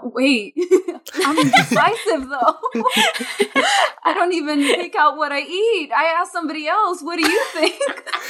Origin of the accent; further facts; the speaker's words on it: Anaheim, California, United States; Let's see. I grew up in Anaheim, Mexican Guatemalan.